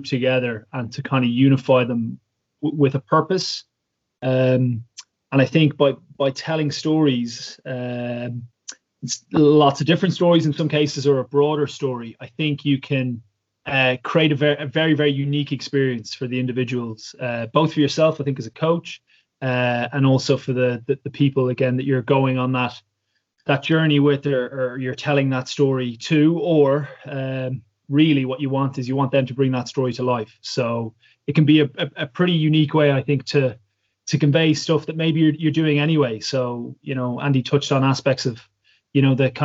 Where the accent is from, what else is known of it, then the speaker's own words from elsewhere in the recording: Ireland; now in London, United Kingdom; Irish people love spinning a few yarns as well. So stories are sort of a cultural part of my DNA